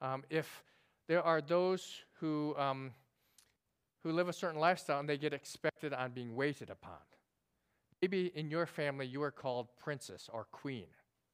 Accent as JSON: {"language": "English", "country": "South Korea", "tie": "born there", "said": "Now, I was born in Korea, and if you know me, I'm kind of serious."}